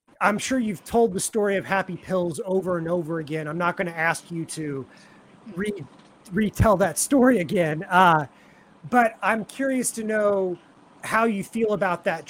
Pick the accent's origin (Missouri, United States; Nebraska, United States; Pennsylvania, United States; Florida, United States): Missouri, United States; Kansas City; moved away; I'm from Kansas City